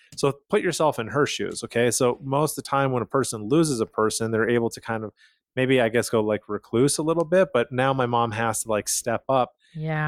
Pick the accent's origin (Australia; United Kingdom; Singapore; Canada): Canada; Calgary, Alberta; moved away; I'm originally from Calgary, Canada